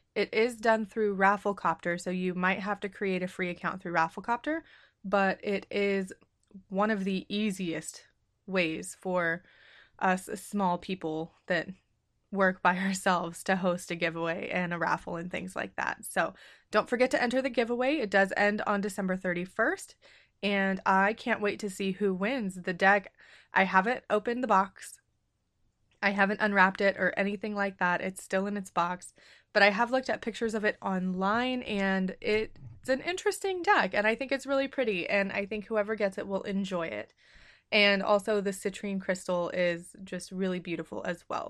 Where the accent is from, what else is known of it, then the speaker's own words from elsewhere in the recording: United States; I'm American and in our schools, we're not taught about other cultures